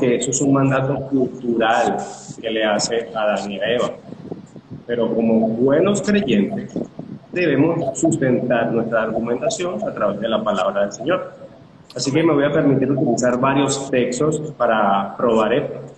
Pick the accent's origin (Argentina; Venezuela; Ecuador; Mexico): Venezuela; Caracas, Capital District; soy de Caracas, Venezuela